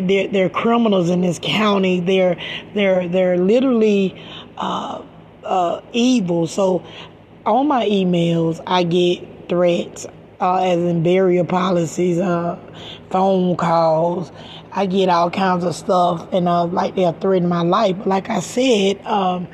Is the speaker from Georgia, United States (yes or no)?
yes; Macon, Georgia, United States; now in Stockton, United States; I'm from Macon, Georgia, and I moved to this place called Stockton, California